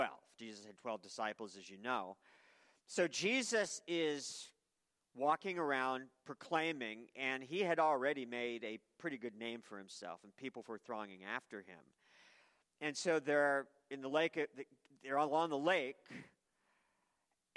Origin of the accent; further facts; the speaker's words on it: Maine, United States; I worked with a lobster fisherman for years when I was young growing up in Maine